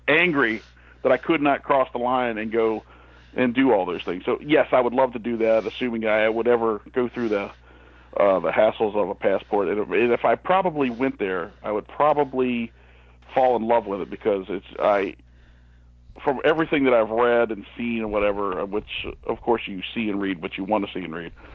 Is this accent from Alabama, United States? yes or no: no; Ohio, United States; moved away; I'm originally from Ohio